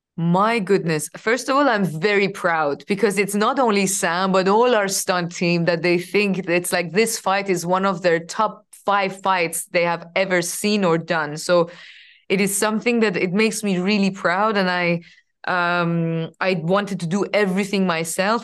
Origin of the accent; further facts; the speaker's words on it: Iran; moved away as an adult; I was coming from Iran